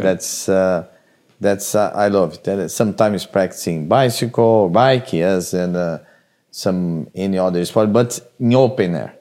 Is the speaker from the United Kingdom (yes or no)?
no; Brazil; moved away; I came from Brazil.